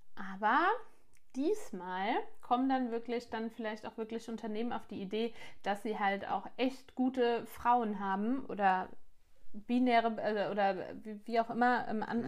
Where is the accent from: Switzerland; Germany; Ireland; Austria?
Germany; bei uns in Deutschland